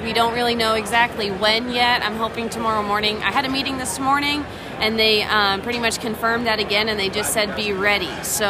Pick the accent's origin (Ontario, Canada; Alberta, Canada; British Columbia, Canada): Alberta, Canada; now in Helena, United States; Born and raised in Alberta, Canada, but we now live in Helena, Montana.